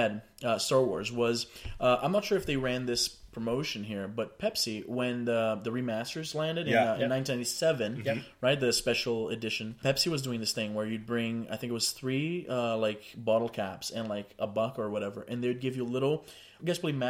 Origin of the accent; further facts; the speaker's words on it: Brazil; now in Canada; back home, I'm from Brazil